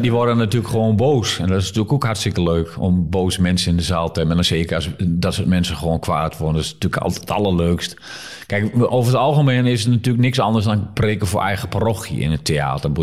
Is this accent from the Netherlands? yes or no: yes; Netherlands; also born or lived in Nijmegen; als Nederlander